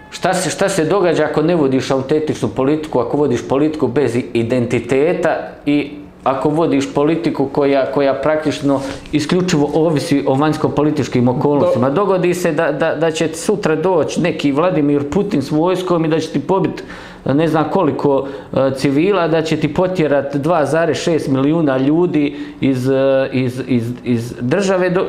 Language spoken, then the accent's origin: Croatian; Croatia; Mi smatramo da će nas Zapad uvjetno rečeno podržati za, samo zato što mi kao Hrvati, odnosno Republika Hrvatska, e, pada pod tu zapadnu civilizaciju